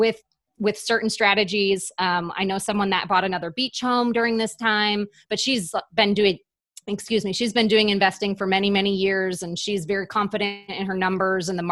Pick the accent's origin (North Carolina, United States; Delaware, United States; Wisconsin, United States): Wisconsin, United States; my hometown in Wisconsin